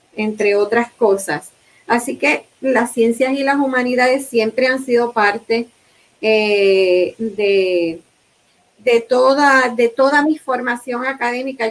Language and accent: Spanish; Puerto Rico